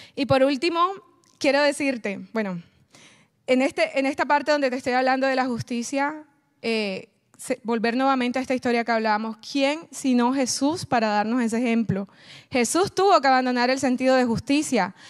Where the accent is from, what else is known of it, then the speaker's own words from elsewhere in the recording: Colombia; moved away; yo soy de Colombia